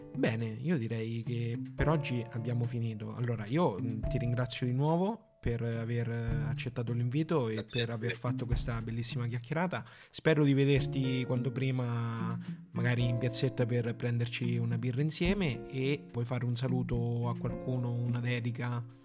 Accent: Porto Sant'Elpidio, Marche, Italy; nella nostra Porto Sant'Elpidio

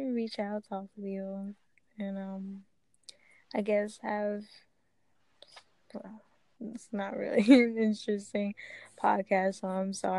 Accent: Philadelphia, Pennsylvania, United States; I'm from Philly, so it's kind of small because I just live right around the south part of it.

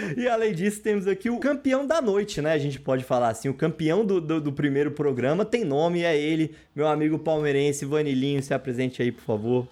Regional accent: Brazil; como nós somos brasileiros

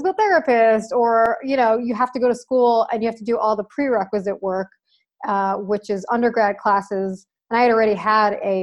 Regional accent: Long Island, New York, United States; now in New York City, United States; I grew up on Long Island, New York, which is a little island outside of New York City

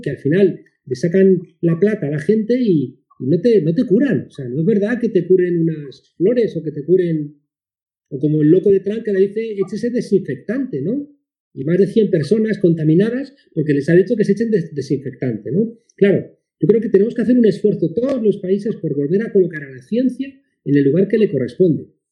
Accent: Spain; aquí, en mi país, en España

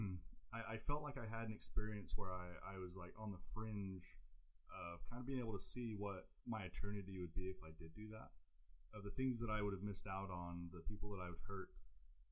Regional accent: England, United Kingdom; moved away; I grew up in England under an abusive father that we had a court order to leave the country to seek time with where my mom's family was

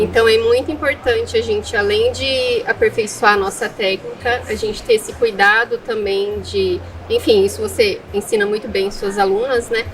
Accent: Foz do Iguaçu, Paraná, Brazil; eu sou natural aqui de Foz do Iguaçu

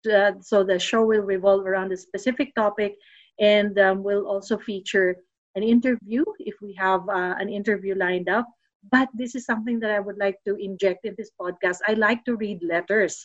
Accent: Los Baños, Calabarzon, Philippines; moved away as an adult; also born or lived in New Zealand; now in Melbourne, Australia; UP Los Baños. That is also my hometown. I grew up in that town

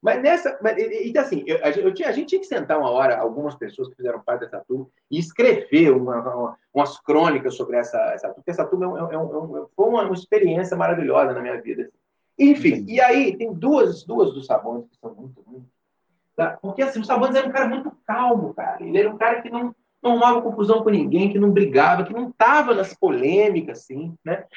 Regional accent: São João Nepomuceno, Minas Gerais, Brazil; moved away as an adult; also born or lived in Juiz de Fora; a minha infância e adolescência tem com São João

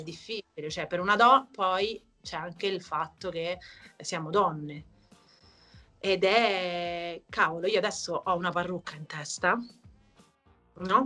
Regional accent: Italy; nel mio paese, che è l'Auria

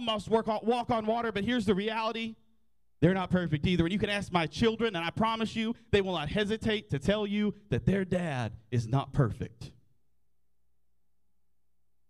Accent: Graham, Texas, United States; I grew up in Graham, America. My first day of school was at Shawnee Elementary, which is now North Central Texas College, and I graduated in 2008 from Graham High School

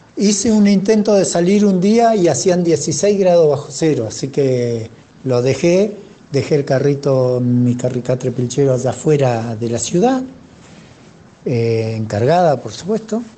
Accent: Trelew, Chubut, Argentina; soy oriundo de la ciudad de Trelew, provincia del Chubut

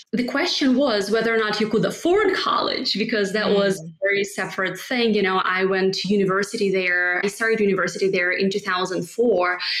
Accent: Barnaul, Altai Krai, Russia; English is a second language; moved away as an adult; now in New York, United States; I was born and raised in a small town in Siberia, Russia. The town is called Barnaul.

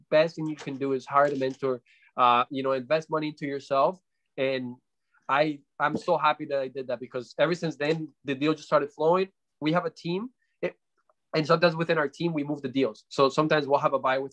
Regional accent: Canada; also born or lived in Colombia; I'm originally from Colombia. We came to Canada when I was about 9 or 10 years old and, grew up with single mom, very, very hard times growing up, even in here

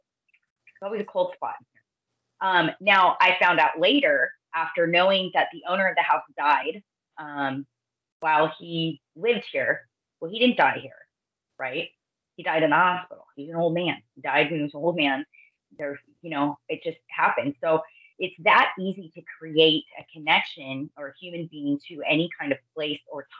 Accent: Northern California, United States; also born or lived in Orange County, California; I grew up in the foothills of Northern California where the gold rush happened

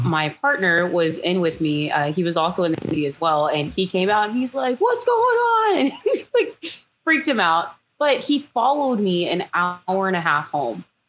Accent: Houston, Texas, United States; moved away as an adult; now in Florida, United States; I am from Houston, Texas, originally, and I moved to Florida last year

